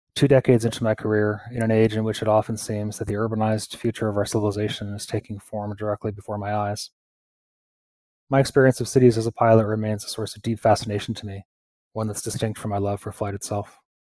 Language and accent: English; Pittsfield, Massachusetts, United States; my hometown, uh, Pittsfield in Massachusetts